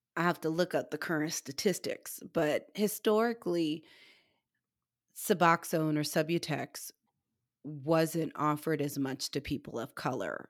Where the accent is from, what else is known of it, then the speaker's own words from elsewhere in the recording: Missouri, United States; where I'm from is, like, in the middle of the meth capital in the Midwest. I'm from Missouri.